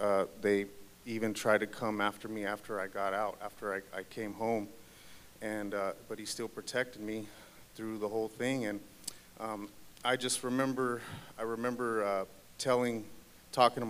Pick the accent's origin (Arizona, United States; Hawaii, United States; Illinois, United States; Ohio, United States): Arizona, United States; Phoenix; I grew up in South Phoenix of Arizona